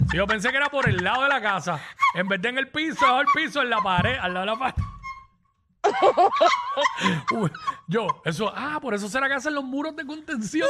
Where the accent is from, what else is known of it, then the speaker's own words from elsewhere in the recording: Cabo Rojo, Puerto Rico; now in Dorado, Puerto Rico; Yo soy de Cabo